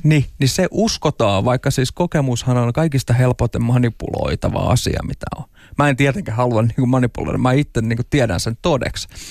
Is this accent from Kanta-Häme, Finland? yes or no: no; Tampere, Pirkanmaa, Finland; ihan pikkupoikana, että asuin Tampereella Hervannassa